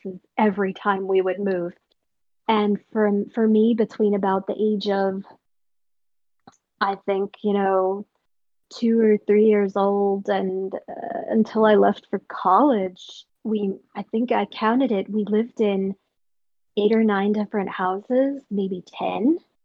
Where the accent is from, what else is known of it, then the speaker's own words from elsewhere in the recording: Western Pennsylvania, United States; My family moved a lot when I was growing up, I grew up in Western Pennsylvania, and my family just moved constantly around this half of this one state